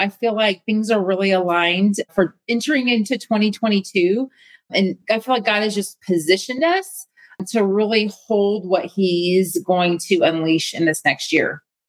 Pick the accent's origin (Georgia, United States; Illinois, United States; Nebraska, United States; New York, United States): Nebraska, United States; I was born and raised in Nebraska. I joke in the middle of a cornfield, but really it was. And so I have always known Jesus my whole life.